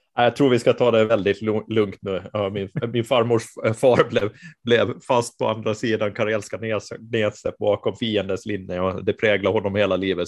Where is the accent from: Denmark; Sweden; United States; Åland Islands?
Åland Islands; Mariehamn; där jag är född och uppvuxen, så, eller född jag är inte, men uppvuxen är jag där i alla fall.